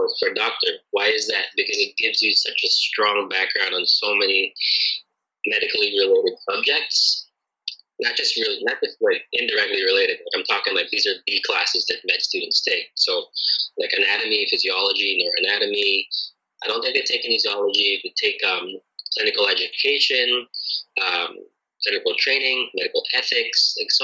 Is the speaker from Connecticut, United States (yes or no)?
yes; Connecticut, United States; moved away; also born or lived in Philippines; I grew up in Connecticut. It's a little state in northeastern United States.